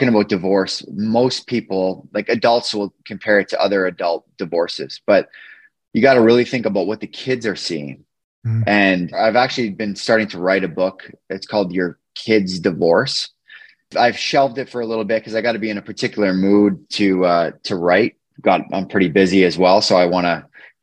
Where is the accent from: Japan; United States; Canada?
Canada; Beaumont, Alberta; now in Edmonton, Canada; I grew up in a small town just outside of Edmonton. It's called Beaumont.